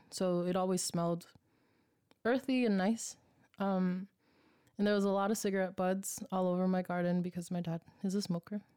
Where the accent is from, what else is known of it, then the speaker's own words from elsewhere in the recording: Oakland, California, United States; moved away; I'm from East Oakland